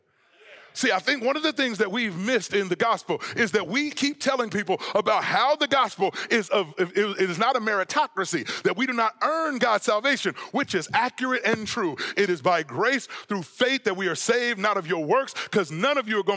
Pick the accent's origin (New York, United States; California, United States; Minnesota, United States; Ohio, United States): California, United States; Southern; now in Texas, United States; I'm from Southern California and I live in Texas